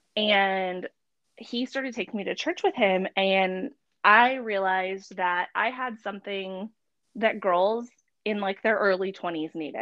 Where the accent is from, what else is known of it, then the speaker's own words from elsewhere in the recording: San Antonio, Texas, United States; now in Frisco, United States; I am based in Frisco. I'm originally from San Antonio.